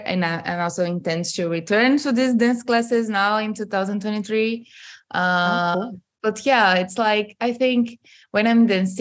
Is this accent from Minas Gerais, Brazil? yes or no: no; Manaus, Amazonas, Brazil; moved away; I'm from Manaus, like in the state of Amazonas